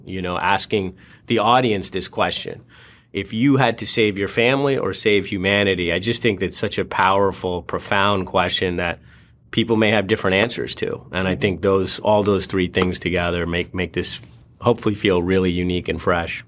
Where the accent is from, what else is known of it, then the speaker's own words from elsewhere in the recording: India; moved away; he was born in India, you know, as was